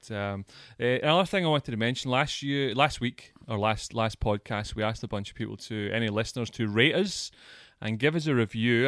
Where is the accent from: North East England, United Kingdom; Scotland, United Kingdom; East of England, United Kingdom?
Scotland, United Kingdom; moved away